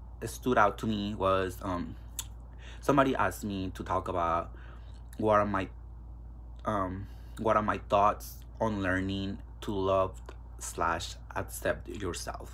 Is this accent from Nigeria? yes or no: no; Mexico; also born or lived in California; now in Kansas, United States; I do have an accent because I was raised in Mexico